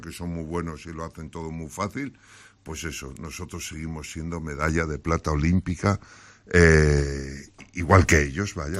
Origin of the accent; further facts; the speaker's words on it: Galicia, Spain